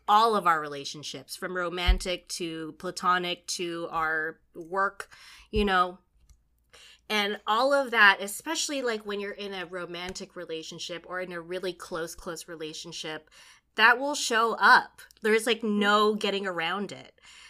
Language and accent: English; Philippines; The added layer of like being Filipino, because like in our culture, it's like there's so much toxic positivity, you know?